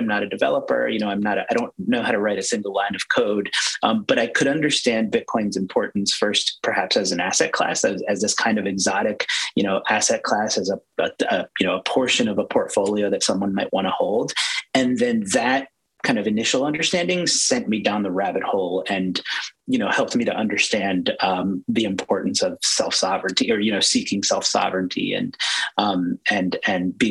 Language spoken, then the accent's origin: English; Maryland, United States; I was born and raised in Maryland.